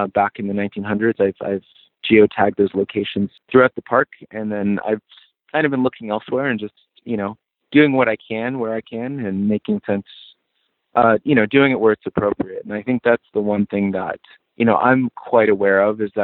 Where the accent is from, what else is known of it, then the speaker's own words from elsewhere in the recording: Four Corners, United States; now in Colorado, United States; I'm from the Navajo Nation